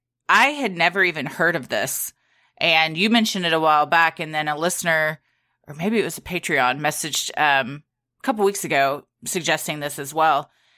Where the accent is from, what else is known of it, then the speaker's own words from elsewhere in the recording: the South, United States; But we're from the South, but we don't have as much of like a drawl as a Georgia does